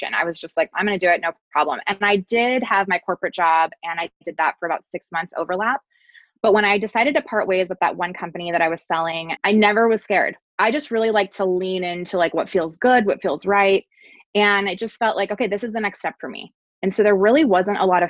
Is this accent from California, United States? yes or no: yes; California, United States; now in Texas, United States; I'm from California.